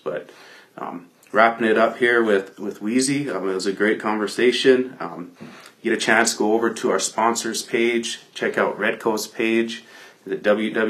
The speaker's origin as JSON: {"language": "English", "town": "Pine Ridge", "region": "South Dakota", "country": "United States", "tie": "born or raised there", "said": "I grew up with him in Pine Ridge."}